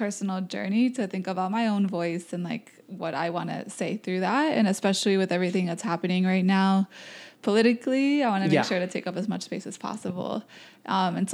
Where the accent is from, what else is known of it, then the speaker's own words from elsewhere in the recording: near Springfield, Western Massachusetts, United States; moved away as an adult; also born or lived in Boston, Massachusetts; now in New York, United States; I'm from Massachusetts. I lived in Boston for about 8 years, so cool. For university and some time after. And I grew up in Western Mass right next to Springfield